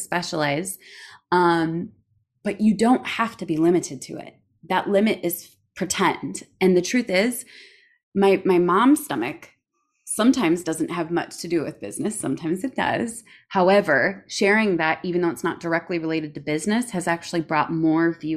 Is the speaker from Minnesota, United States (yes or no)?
yes; Minnesota, United States; I say niching because I'm from Minnesota